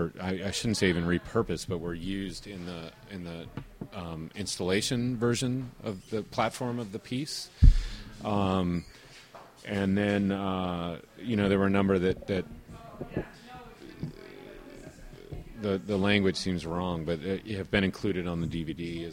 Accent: United States; as an American filmmaker

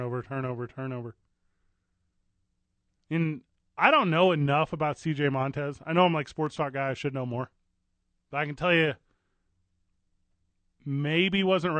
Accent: St. Louis, Missouri, United States; now in New Mexico, United States; I'm from St. Louis, Missouri.

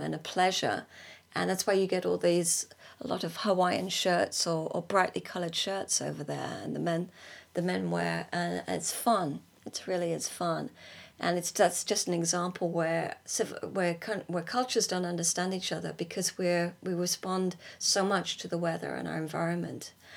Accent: United Kingdom; moved away as an adult; also born or lived in California; as British people

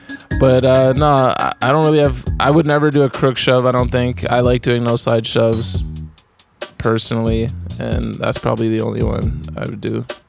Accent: Calgary, Alberta, Canada; I'm from Calgary, the home of Mills, a crazy micro universe of people.

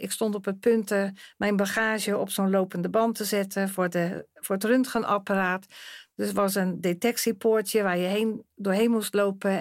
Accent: Rotterdam, South Holland, Netherlands; ik kom uit Rotterdam

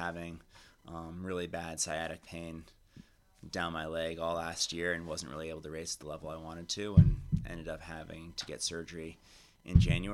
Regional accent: hometown of the 2002 Olympics, Utah, United States; having the Olympics in my hometown

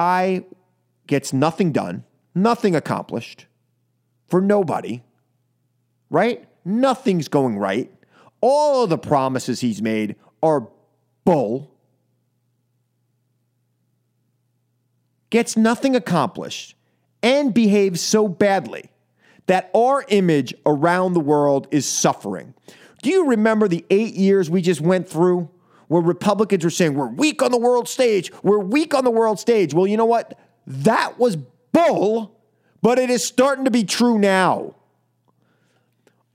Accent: New York, United States; I'm from New York

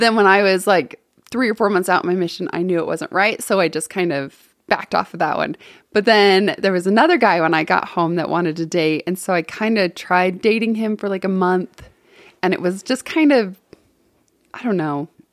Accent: West Valley City, Utah, United States; I actually am from Utah. I'm from, it was Hunter when I was a kid.

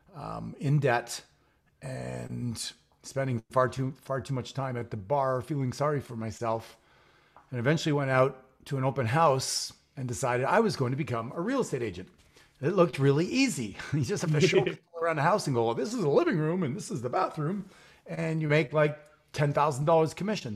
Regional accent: Montreal, Quebec, Canada; now in Phoenix, United States; I'm a Canadian also living in Phoenix right now. I grew up in Montreal, Canada

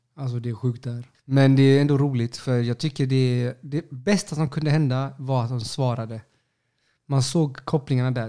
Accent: Sweden; Jag, jag, jag är chilenare, alltså knappt chilenare. Jag är typ född i Sverige

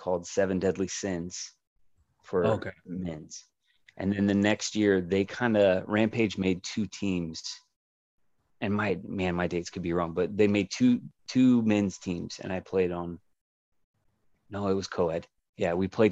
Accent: Kansas City, United States; now in Phoenix, United States; I'm from Kansas City

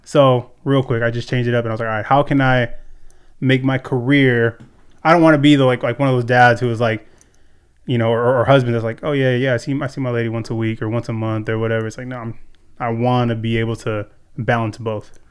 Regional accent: Ventura, California, United States; born and raised here in Ventura

